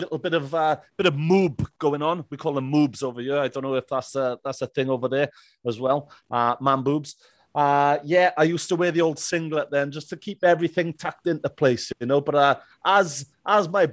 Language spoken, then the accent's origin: English; Merthyr Tydfil, Wales, United Kingdom; I was born and bred here in, not so sunny Merthyr Tydfil today. But yeah, this is my hometown.